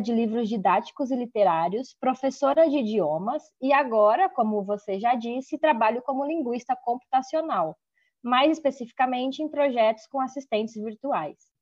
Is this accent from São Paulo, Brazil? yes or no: yes; São Paulo, Brazil; Sou do Brasil, do estado de São Paulo, e foi lá que me formei em letras